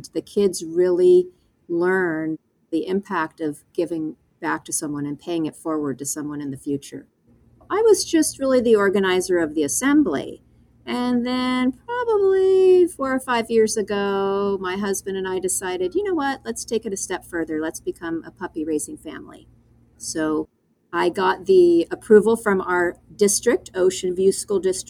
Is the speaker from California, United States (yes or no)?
yes; Seal Beach, California, United States; I grew up in Seal Beach, California